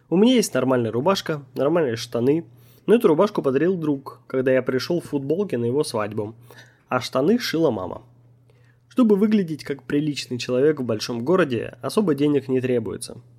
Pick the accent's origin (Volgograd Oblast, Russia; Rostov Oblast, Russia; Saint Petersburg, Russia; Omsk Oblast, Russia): Omsk Oblast, Russia; Omsk; И когда я сказал, что я из Омска, они подумали, что это шутка. Потом они спросили меня, не знаю ли я, где Томск. Я показал им на карте и сказал, что это 600 километров от моего родного города.